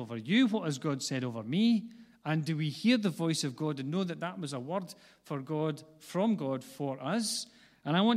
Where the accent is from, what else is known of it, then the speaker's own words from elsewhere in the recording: Glasgow, Scotland, United Kingdom; I was born not far from here, and a lot of people don't know that, but I grew up on the east side of Glasgow, which is where my accent comes from